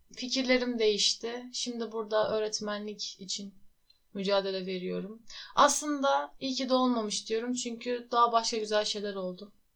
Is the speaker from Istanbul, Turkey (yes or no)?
no; Muğla, Turkey; also born or lived in Tokat / İzmir; Tokat'ta yaşıyordum. 9 yaşına kadar. 9 yaşında Muğla'ya taşındık.